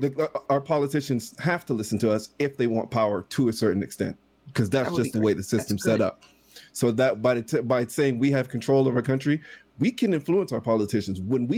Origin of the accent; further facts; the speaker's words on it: Canada; By control, I mean, as a Canadian, we can influence our government way more than you guys can influence yours.